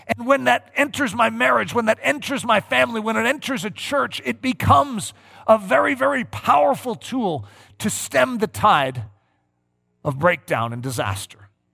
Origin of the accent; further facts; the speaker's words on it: United States; I'm an American